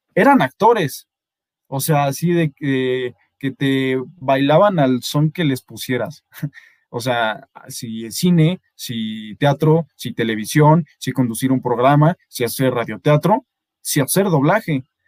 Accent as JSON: {"language": "Spanish", "region": "Mexico City", "country": "Mexico", "accent": "Mexico City accent", "said": "aquí en la Ciudad de México, nuestro acento"}